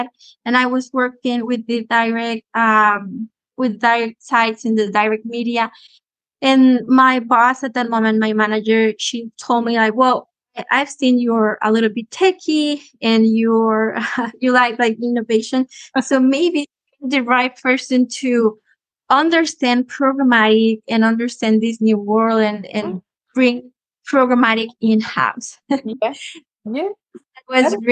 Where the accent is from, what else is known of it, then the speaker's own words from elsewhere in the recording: Costa Rica; I'm from Costa Rica, and I'm a digital marketing, paid media, and programmatic expert.